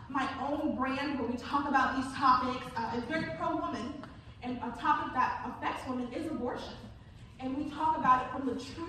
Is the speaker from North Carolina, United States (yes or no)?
yes; Charlotte, North Carolina, United States; moved away as an adult; also born or lived in New Jersey; I was born and raised in Charlotte.